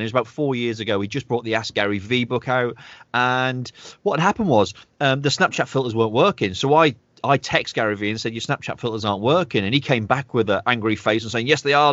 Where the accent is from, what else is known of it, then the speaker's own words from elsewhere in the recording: United Kingdom; I'm very, you know, a proud British guy, even though I'm half Irish